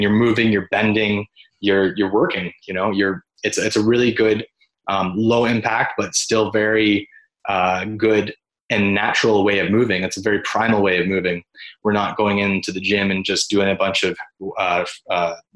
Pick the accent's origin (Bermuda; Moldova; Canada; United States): Canada; Orillia, Ontario; my hometown of Orillia